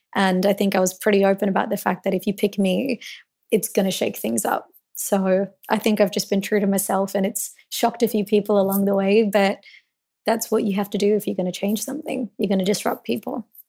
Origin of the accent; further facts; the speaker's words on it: Melbourne, Victoria, Australia; so I was born in Melbourne, and I was born to Indian immigrants